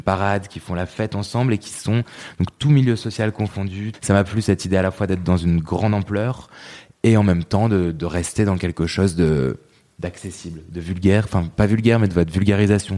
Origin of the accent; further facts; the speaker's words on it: Lille, Hauts-de-France, France; moved away as an adult; now in Paris, France; je suis né en 89, je suis grandi et vécu euh, les 20 premières années euh, dans la région euh, du Nord et plus précisément à Lille, donc dans la banlieue lilloise.